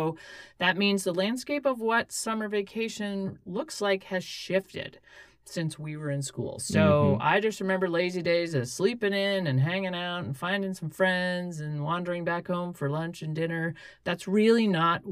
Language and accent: English; West Coast, United States; now in Alaska, United States; I grew up on the West Coast